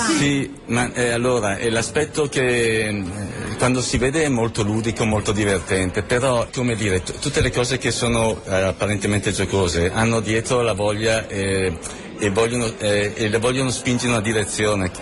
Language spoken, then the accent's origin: Italian; Bergamo, Lombardy, Italy; noi siamo di Bergamo